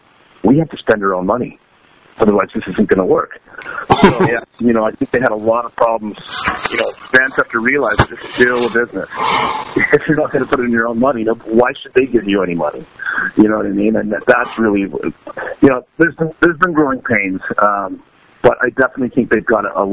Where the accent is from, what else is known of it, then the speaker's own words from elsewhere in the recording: Canada; So we're really lucky as a Canadian band to be able to have that access to Canadian government's funding